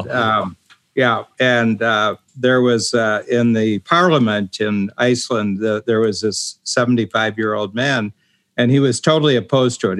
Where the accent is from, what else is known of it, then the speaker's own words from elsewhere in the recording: Ohio, United States; moved away as an adult; also born or lived in South Korea; I'm from Ohio, which is a farm country. I grew up on a farm